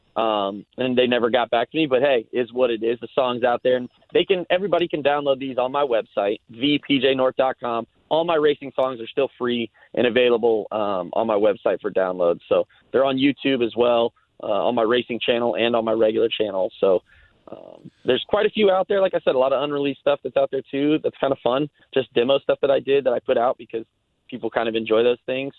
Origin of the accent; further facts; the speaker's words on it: Gahanna, Ohio, United States; moved away as an adult; now in Nashville, United States; I grew up in Columbus, Ohio. Um, I grew up in a suburb called Gahanna